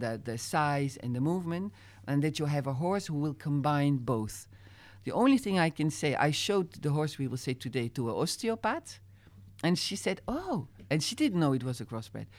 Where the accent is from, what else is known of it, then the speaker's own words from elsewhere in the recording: Utrecht, Netherlands; English is a second language; moved away as an adult; also born or lived in Zeist; now in France; as a kid, I grew up with in Holland where jumping was very known